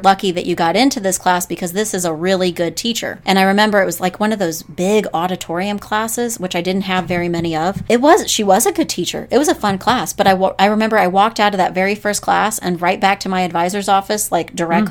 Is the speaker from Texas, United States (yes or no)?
yes; North Texas, United States; moved away as an adult; So I'm from Texas, North Texas. Mm-hmm. And I went to North Texas.